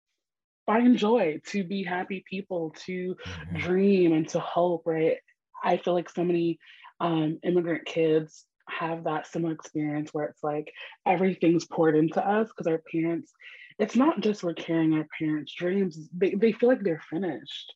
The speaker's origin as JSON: {"language": "English", "town": "New York City", "region": "New York", "country": "United States", "tie": "born or raised there", "accent": "New York", "said": "I'm born and raised in Brooklyn, New York."}